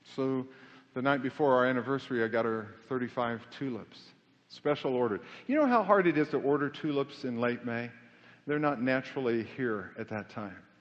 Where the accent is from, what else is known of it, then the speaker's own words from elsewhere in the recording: Kansas City, Missouri, United States; moved away as an adult; also born or lived in Knoxville, Tennessee / Amarillo, Texas / Southern California; I was born in Knoxville, Tennessee, but I, I grew up in Kansas City